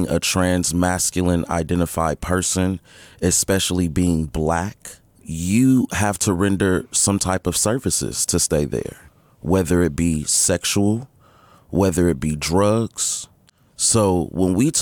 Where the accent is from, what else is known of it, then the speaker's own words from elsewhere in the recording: San Francisco, California, United States; I'm also born and raised in San Francisco.